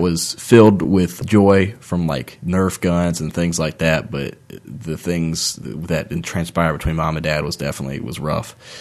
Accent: Nelson County, Virginia, United States; moved away; also born or lived in Waynesboro, Virginia; I'm originally from Nelson County, Virginia, and I moved to Waynesboro, and I really, I, I bleed Waynesboro purple and gold at heart, but I am from Nelson County, Virginia

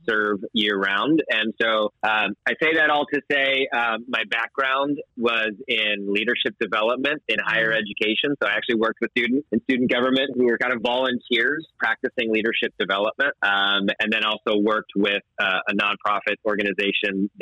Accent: Southern California, United States; moved away as an adult; now in Maryland, United States; Born and raised in Southern California

